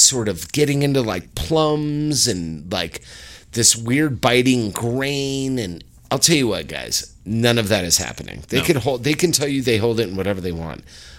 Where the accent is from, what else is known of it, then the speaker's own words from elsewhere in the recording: Ireland; we're both Irish, so we can say this.